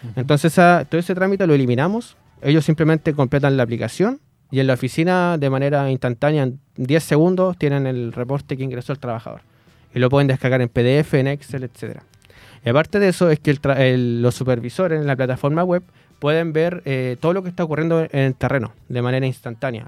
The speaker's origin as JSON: {"language": "Spanish", "town": "Los Ángeles", "region": "Biobío", "country": "Chile", "said": "Yo soy de Los Ángeles"}